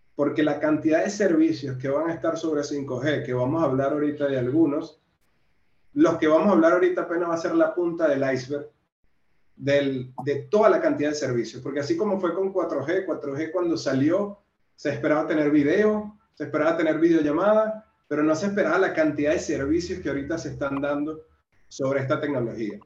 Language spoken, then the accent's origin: Spanish; Venezuela; moved away as an adult; also born or lived in Brazil / Central America / Mexico; now in Peru; Estuve en Venezuela, que es de donde soy